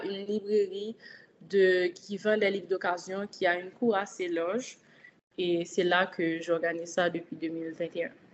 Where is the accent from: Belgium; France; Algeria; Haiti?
Haiti; je suis une haïtienne, je vis en Haïti